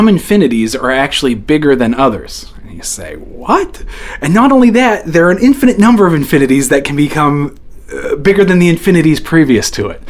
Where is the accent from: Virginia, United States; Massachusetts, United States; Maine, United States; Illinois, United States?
Maine, United States; Fairfield; I grew up in a small little town called Fairfield Center. And I went to Lawrence High School.